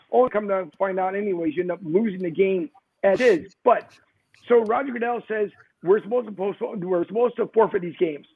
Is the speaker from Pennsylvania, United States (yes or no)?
yes; Philadelphia, Pennsylvania, United States; now in Florida, United States; Philly's with me no matter where I go